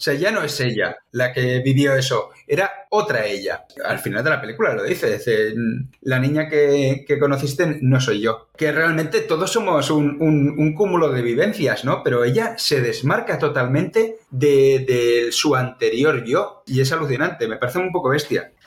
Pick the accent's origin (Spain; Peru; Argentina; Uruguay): Spain; Catalonia; nosotros siendo catalanes o catalanoparlantes